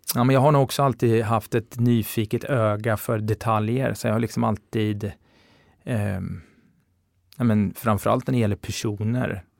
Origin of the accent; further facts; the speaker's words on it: Linköping, Östergötland, Sweden; moved away as an adult; now in Stockholm, Sweden; Jag är från Linköping från början. Mm. Så jag gjorde mina, gjorde, eh, jag bodde mina första 18 år i Linköping